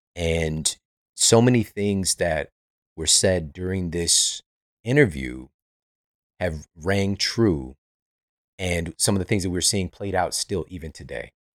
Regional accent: St. Louis, Missouri, United States; moved away; I'm from Saint Louis

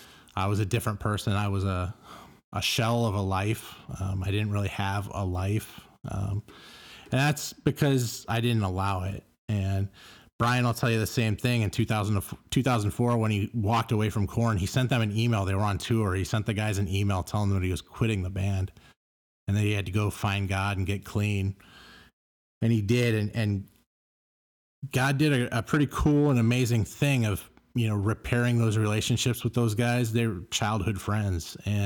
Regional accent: Carson, California, United States; And he turned and looked, and I said, I'm from Carson. Friends are from Carson.

